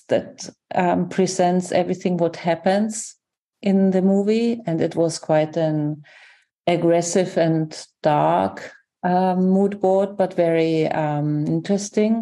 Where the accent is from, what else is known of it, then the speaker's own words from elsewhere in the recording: Germany; I'm from Germany.